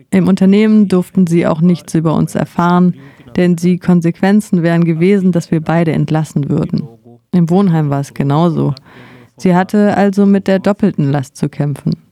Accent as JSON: {"language": "German", "town": "Maputo", "region": "Maputo City", "country": "Mozambique", "tie": "born or raised there", "also_born_or_lived": "Gaza", "second_language": "German", "moved": "as an adult", "lives_now": "Germany", "said": "Ich werde bald 62 Jahre alt. Ich komme aus Mosambik, aus der Provinz Gaza und ich bin in der Hauptstadt Maputo aufgewachsen, habe da die Grund- und die weiterführende Schule besucht"}